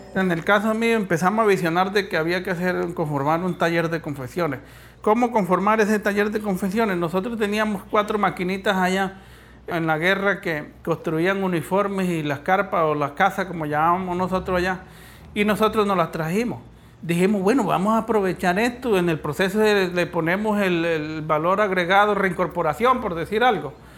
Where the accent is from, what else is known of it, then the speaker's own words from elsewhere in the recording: Pueblo Bello, Cesar, Colombia; Yo nací en Pueblo Bello, César